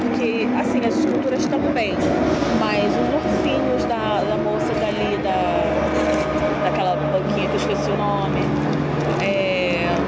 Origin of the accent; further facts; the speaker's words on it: Rio de Janeiro, Brazil; E nós somos do Rio.